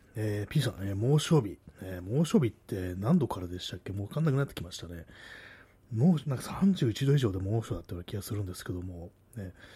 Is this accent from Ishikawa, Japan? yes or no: no; Tokyo, Japan; accent: Tokyo accent; 私、あの、東京の人間なんですけども、まあ、自分ではね、意識してないんですけども、多分まあその東京なまりというか